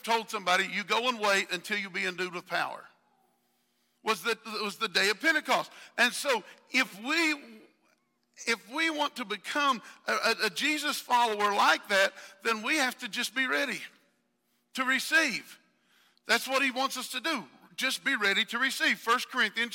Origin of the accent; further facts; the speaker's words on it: the South, United States; accent: southern; my southern accent